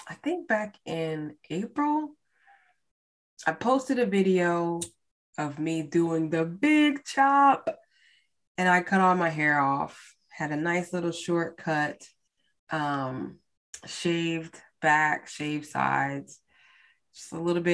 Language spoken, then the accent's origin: English; United States; as American, as Black people in America